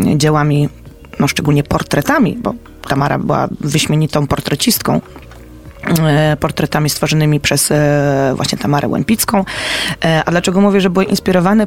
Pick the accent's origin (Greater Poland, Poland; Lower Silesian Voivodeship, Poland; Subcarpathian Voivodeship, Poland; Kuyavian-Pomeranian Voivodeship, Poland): Greater Poland, Poland; Poznań; my jako poznaniacy